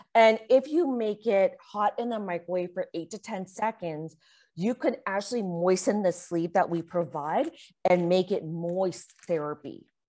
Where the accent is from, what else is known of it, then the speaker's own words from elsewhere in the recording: Canada; I'm Canadian